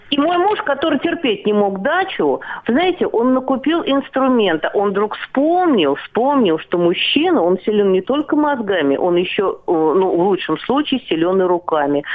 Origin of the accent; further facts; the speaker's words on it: Moscow, Russia; прожив всю свою жизнь в городе Москва